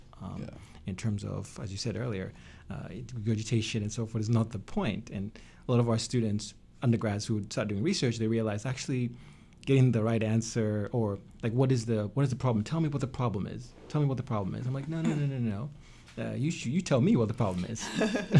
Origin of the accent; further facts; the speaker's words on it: Tanzania; now in United States; Tanzania, my home country